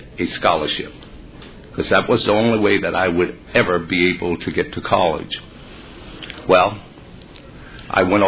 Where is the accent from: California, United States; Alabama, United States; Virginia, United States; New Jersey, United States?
Virginia, United States; Growing up in Virginia during that particular time was very difficult